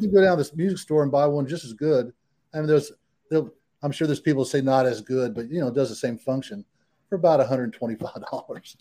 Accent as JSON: {"language": "English", "town": "San Antonio", "region": "Texas", "country": "United States", "tie": "born or raised there", "also_born_or_lived": "San Diego, California", "said": "I was raised in San Antonio without air conditioning"}